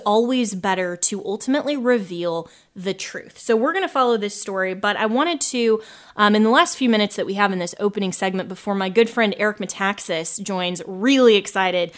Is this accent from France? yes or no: no; Colorado, United States; Colorado, my home state